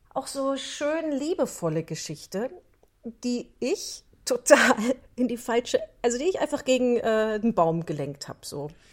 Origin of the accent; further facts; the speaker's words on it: North Rhine-Westphalia, Germany; ich komme ja aus der, aus der Voreifel, ich bin ja Rheinländerin